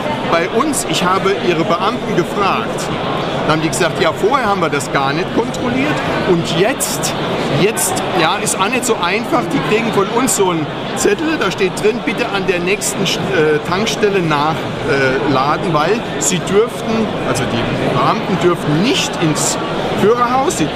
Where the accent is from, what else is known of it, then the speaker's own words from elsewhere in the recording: Saarland, Germany; Also ich komme aus dem Saarland, ich bin in keiner Partei.